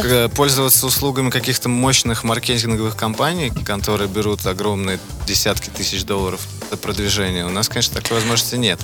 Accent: Moscow, Russia; now in Los Angeles, United States; мы из Москвы

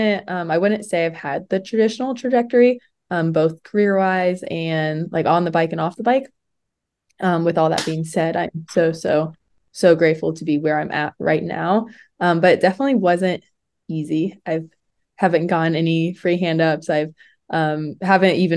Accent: central Indiana, United States; I grew up in Indiana, more like central Indiana

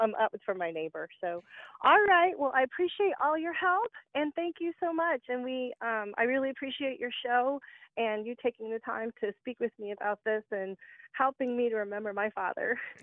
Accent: Warner Robins, Georgia, United States; born or raised there; now in Indiana, United States

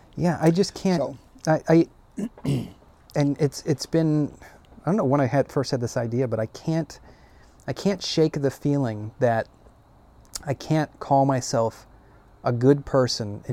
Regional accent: United States; I'm an American

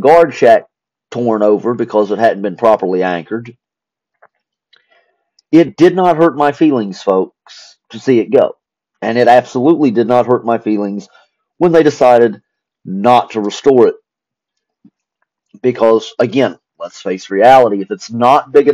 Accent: Spencer, West Virginia, United States; moved away as an adult; also born or lived in North Carolina; we had moved to my hometown of Spencer, West Virginia

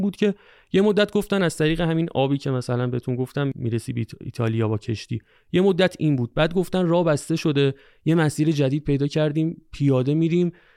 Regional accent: Tehran, Tehran Province, Iran; من تهران اصالتا ترکم حالا تهران زندگی

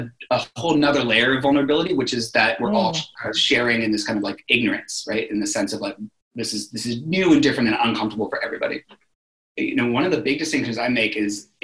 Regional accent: Berkeley, California, United States; also born or lived in New York; now in San Francisco, United States; I grew up in Berkeley, California, in the Bay Area.

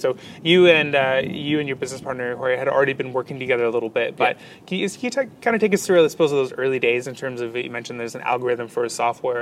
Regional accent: Canada; now in Australia; coming from North America, coming from Canada

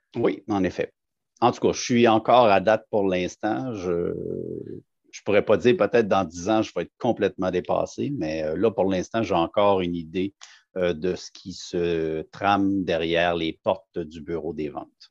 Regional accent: Laval, Quebec, Canada; moved away as an adult; now in Outaouais, Canada; je viens de la région de Montréal. Plus précisément, je suis né à Laval

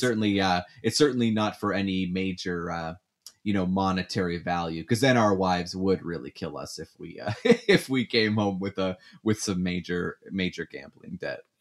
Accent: Canada; moved away as an adult; now in United States; being the Canadian

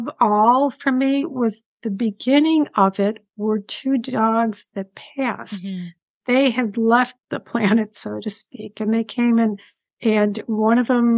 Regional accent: Buffalo, New York, United States; accent: Buffalo, New York; moved away; You can tell by my accent, Buffalo, New York accent. And honestly, yeah, it's still there after all these years.

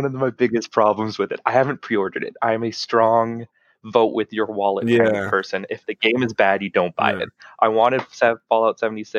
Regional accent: Canada; well, we're Canadian. I said, yeah.

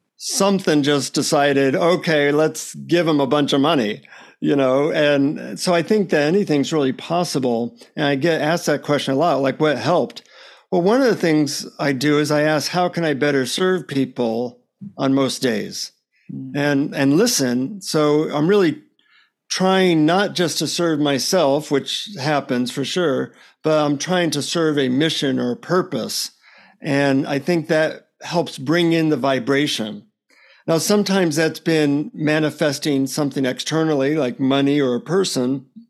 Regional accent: United States; from the United States.

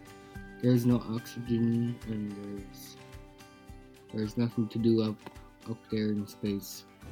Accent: Napakiak, Alaska, United States; Napakiak is my hometown.

